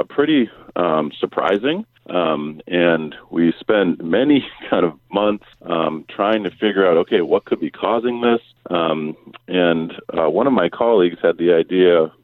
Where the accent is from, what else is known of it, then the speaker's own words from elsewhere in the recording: Massachusetts, United States; moved away as an adult; now in Honolulu, United States; I actually grew up in Massachusetts